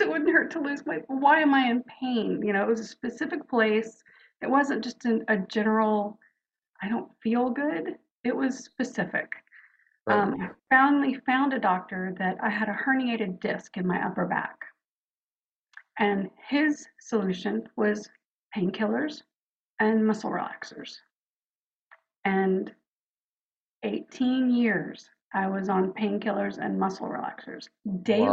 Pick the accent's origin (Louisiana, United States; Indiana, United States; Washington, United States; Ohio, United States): Louisiana, United States; New Orleans; moved away; also born or lived in Houston; I was born in New Orleans and youngest of four girls